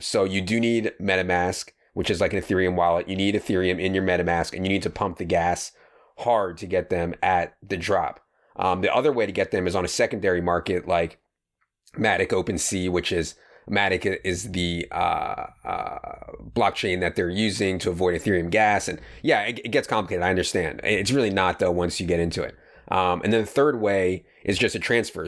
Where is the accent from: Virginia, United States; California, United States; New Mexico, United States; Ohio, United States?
Virginia, United States; Fairfax County; we're both from Fairfax County in Virginia, and I went to W.T. Woodson